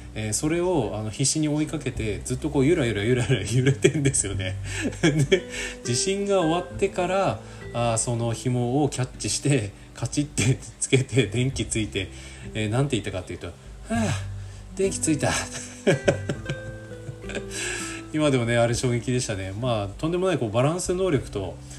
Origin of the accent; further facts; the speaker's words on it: Aomori, Japan; 僕ね出身青森県なんですよ